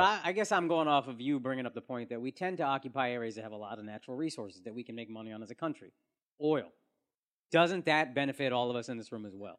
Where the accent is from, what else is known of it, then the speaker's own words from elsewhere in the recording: Texas, United States; as a Texan